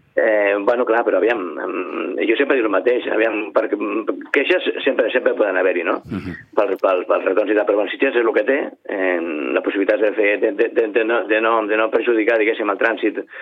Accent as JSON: {"language": "Catalan", "town": "Sitges", "region": "Catalonia", "country": "Spain", "said": "al meu poble"}